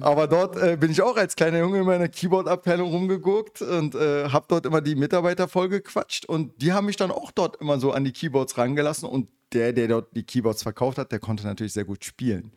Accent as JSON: {"language": "German", "region": "Berlin", "country": "Germany", "tie": "born or raised there", "said": "Und ich bin im Wedding halt äh, geboren und aufgewachsen. Ja, also äh, Westberliner richtig."}